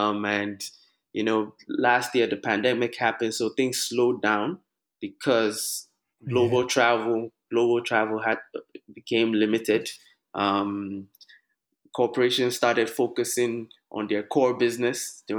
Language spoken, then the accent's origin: English; Lagos, Nigeria; also born or lived in Austin, United States / California, United States; now in United States; I grew up in Lagos.